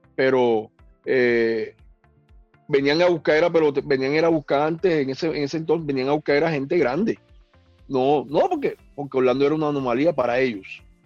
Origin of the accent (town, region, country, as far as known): Colombia